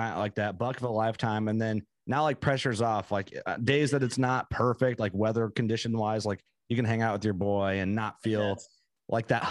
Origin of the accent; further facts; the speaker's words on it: Fulton County, Illinois, United States; I grew up hunting in Fulton County, Illinois